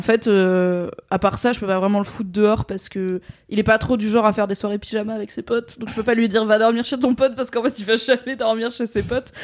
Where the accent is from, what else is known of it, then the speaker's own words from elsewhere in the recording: Valence, Auvergne-Rhône-Alpes, France; la médiathèque de là où j'ai grandi, à Valence, dans la Drôme.